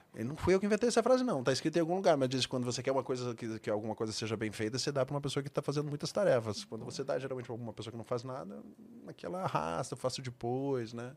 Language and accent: Portuguese; Rio Grande do Sul, Brazil; moved away; eu fui para minha terra, para o Rio Grande do Sul